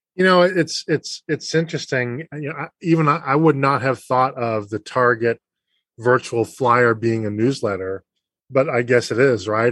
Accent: Boston, Massachusetts, United States; I grew up in Boston

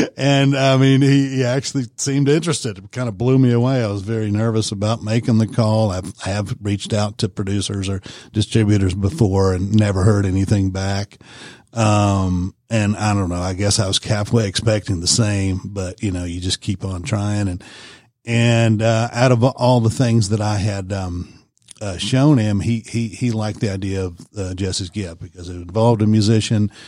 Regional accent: Warner Robins, Georgia, United States; moved away; also born or lived in Knoxville, Tennessee; I'm originally from Warner Robins, Georgia

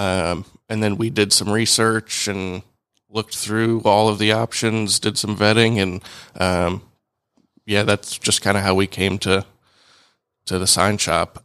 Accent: Alpharetta, Georgia, United States; also born or lived in Tuscaloosa, Alabama; I grew up here in Alpharetta

